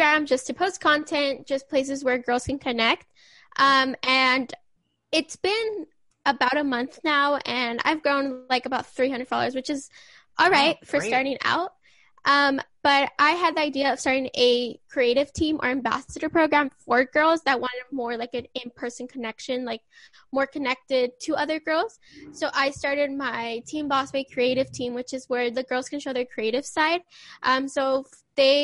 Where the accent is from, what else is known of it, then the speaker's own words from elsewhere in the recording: California, United States; I am from California